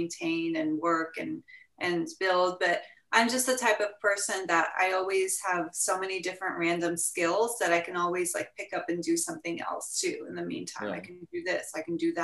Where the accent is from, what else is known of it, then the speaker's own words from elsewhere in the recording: Seattle, Washington, United States; moved away as an adult; also born or lived in Iran / Los Angeles; I'm from Seattle